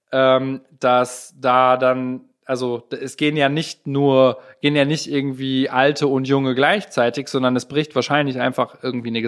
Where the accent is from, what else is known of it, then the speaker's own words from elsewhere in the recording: Gelsenkirchen, North Rhine-Westphalia, Germany; ich komme aus Ückendorf.